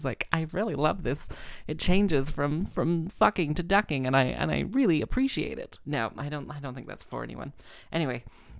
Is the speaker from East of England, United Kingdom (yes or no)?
no; London, United Kingdom; accent: London via Texas; also born or lived in United States / Wales; oh, it's London via Texas. So it was like, I grew up in London. I was born in London. Then when I was 3, we moved to the States and then I came back